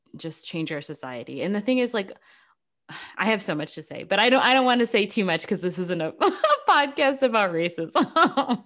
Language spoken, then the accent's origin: English; United States; I'm an American